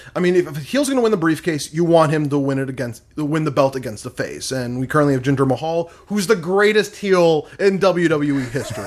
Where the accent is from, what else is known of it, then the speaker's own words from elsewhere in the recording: Michigan, United States; I'm from Michigan